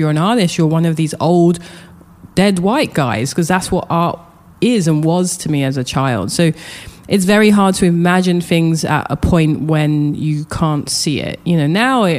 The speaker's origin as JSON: {"language": "English", "region": "London", "country": "United Kingdom", "tie": "born or raised there", "also_born_or_lived": "Japan / New York", "moved": "as an adult", "said": "I grew up in London, Southeast London"}